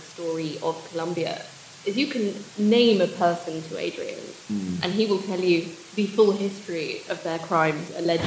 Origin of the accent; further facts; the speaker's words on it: England, United Kingdom; accent: very English; I know how I sound. Yeah. Very English